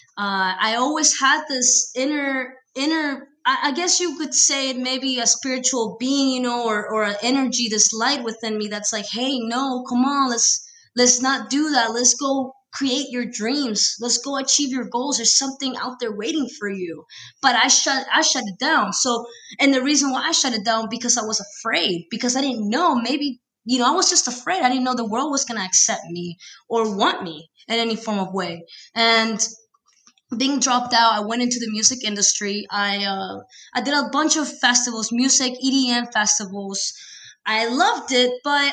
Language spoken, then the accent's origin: English; Peru; moved away; born and raised in Peru, I've been here for 13 years